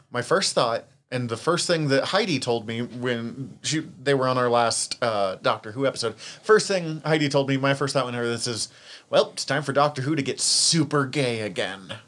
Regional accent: Western Montana, United States; accent: Western Montana; my Western Montana accent

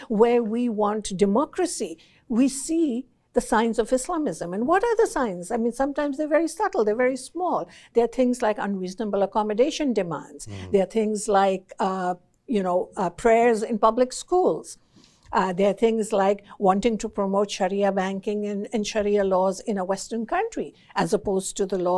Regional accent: Pakistan; moved away; I was born in Pakistan

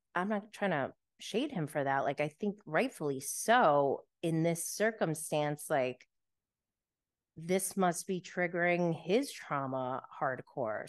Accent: New York, United States; I am from New York

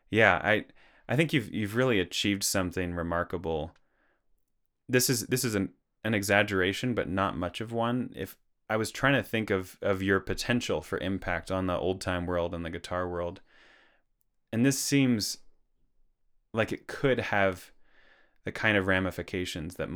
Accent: Perth, Western Australia, Australia; I grew up in Perth, Western Australia.

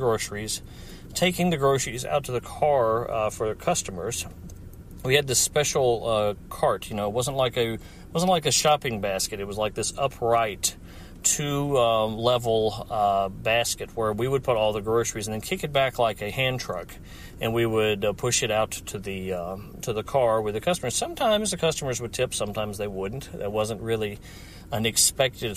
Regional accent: Hendersonville, Tennessee, United States; moved away; I am sitting in my hometown, Hendersonville, Tennessee, 37075

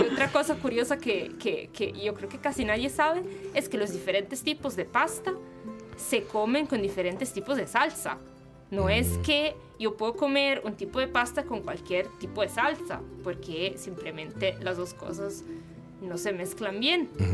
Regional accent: Milan, Lombardy, Italy; Spanish is a second language; moved away as an adult; now in Costa Rica; yo vengo de Milán, yo soy del norte.

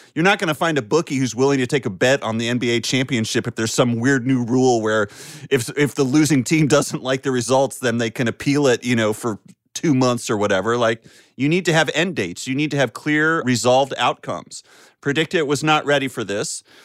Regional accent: North Carolina, United States; growing up in North Carolina

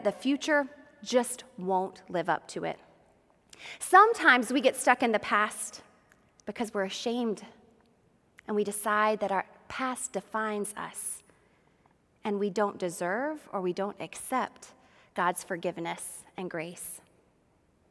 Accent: Georgia, United States; I grew up in Georgia, and my family is from Macon.

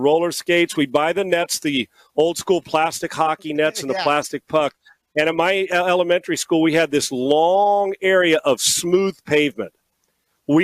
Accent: California, United States; now in Houston, United States; I grew up in California

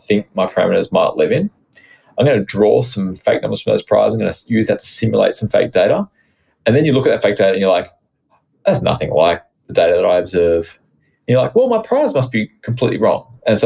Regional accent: Australia; as an Australian

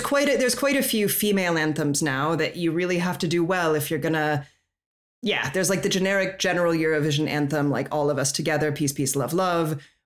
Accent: Colorado, United States; moved away; also born or lived in Europe; I'm from Colorado.

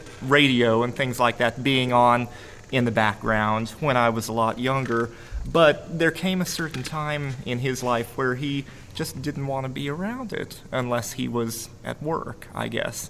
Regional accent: St. Paul, Minnesota, United States; So, I'm proud to have been born and raised in St. Paul, Minnesota.

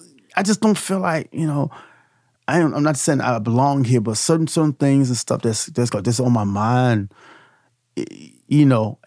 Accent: Petersburg, Virginia, United States; I said, I'm from, let's clear it up. I'm from, Petersburg

